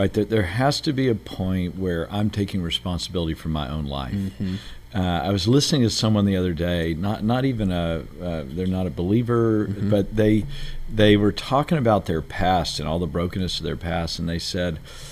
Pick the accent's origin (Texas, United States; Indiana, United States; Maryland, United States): Texas, United States; Beaumont; I grew up in Texas, a place called Beaumont, Texas, which is kind of where all the oil refineries are down near Houston